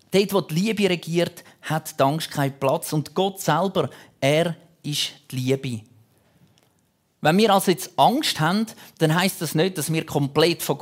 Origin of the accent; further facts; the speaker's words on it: Zurich, Switzerland; früher, wir hatten so einen Turm, dort, wo ich aufgewachsen bin, im Zürich-Unterland. Dort hat es den Irchelturm gegeben.